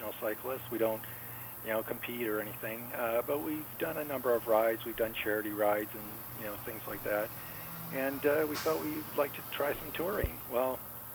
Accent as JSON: {"language": "English", "region": "Michigan", "country": "United States", "said": "we're from Michigan, so it's an incredibly flat state"}